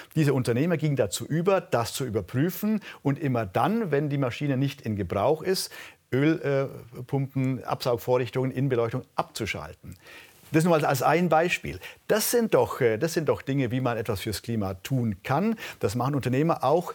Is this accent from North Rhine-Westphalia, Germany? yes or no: no; Allgäu, Bavaria, Germany; Ich komme aus der Region, in der die Menschen sehr, sehr naturverbunden sind